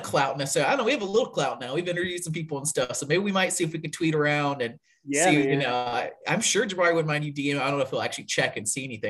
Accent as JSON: {"language": "English", "town": "Montgomery", "region": "Alabama", "country": "United States", "said": "I'm from Montgomery also."}